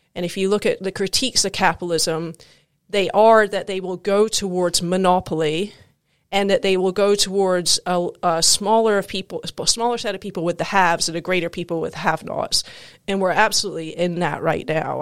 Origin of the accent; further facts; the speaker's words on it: Scotland, United Kingdom; moved away as an adult; also born or lived in South Carolina, United States; now in United States; I grew up both in South Carolina and in Scotland